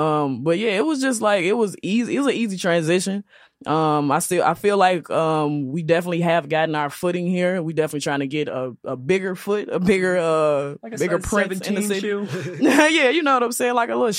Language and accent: English; Chicago, Illinois, United States; moved away as an adult; I'm from Chicago